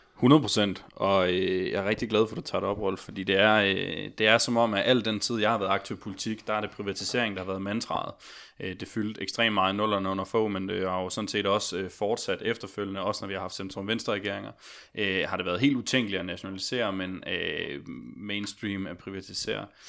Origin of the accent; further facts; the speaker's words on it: Odense, Southern Denmark, Denmark; now in Copenhagen, Denmark; jeg blev aktiv tidligt der som 14-årig i Odense, hvor jeg kommer fra